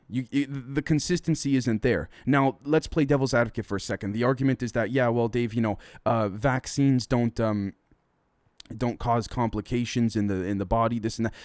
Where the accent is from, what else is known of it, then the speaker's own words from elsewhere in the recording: Toronto, Ontario, Canada; I'm from Toronto, I'm from Canada